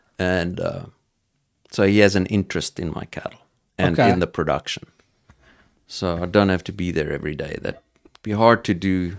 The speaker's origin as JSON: {"language": "English", "country": "South Africa", "accent": "South African", "said": "So, I mean, I'm going to be with my South African accent, whatever that is."}